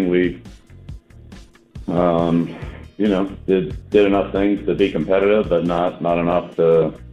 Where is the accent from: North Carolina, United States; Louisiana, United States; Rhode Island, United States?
Rhode Island, United States; But it's funny because like I I'm down from Rhode Island